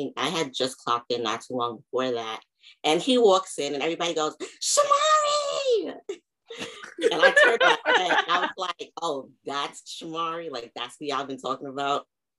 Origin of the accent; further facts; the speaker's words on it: Long Island, New York, United States; also born or lived in Queens; I'm from Long Island. Well, technically Queens, but I moved to Long Island when I was 8.